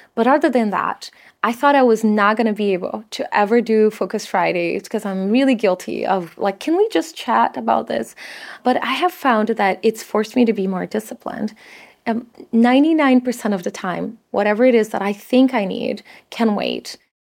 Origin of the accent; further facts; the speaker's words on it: São Paulo, Brazil; moved away; My family just didn't have a lot growing up in Sao Paulo in Brazil